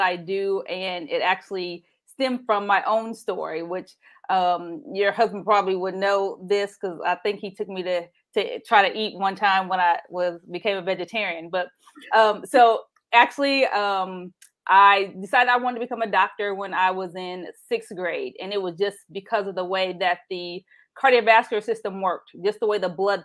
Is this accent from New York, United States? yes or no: no; Anderson, Indiana, United States; growing up in Anderson, Indiana